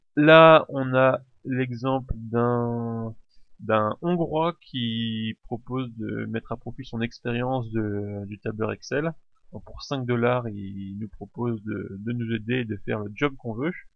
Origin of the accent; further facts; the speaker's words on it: France; chez nous en France